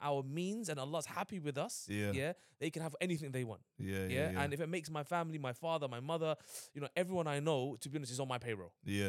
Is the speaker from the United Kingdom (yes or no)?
yes; London, United Kingdom; I grew up in Hackney